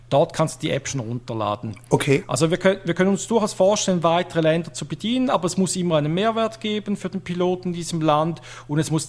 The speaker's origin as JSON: {"language": "German", "country": "Switzerland", "accent": "Swiss German", "said": "vielleicht schlägt einfach mein persönlicher Dialekt äh, ein wenig zu fest, schweizerisch"}